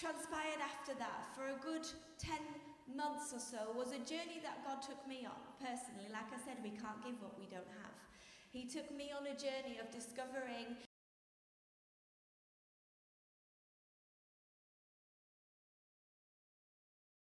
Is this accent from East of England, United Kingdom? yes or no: no; Yorkshire and the Humber, United Kingdom; I'm from Yorkshire, we have lots of trees.